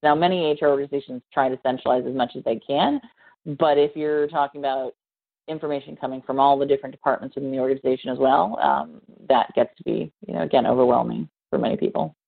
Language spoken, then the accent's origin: English; near Columbus, Ohio, United States; Columbus, Ohio, which is uh, near my hometown